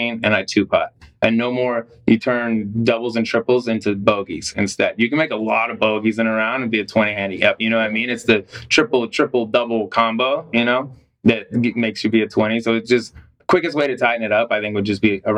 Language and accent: English; Colorado, United States; I grew up in Colorado, so I like play basketball throughout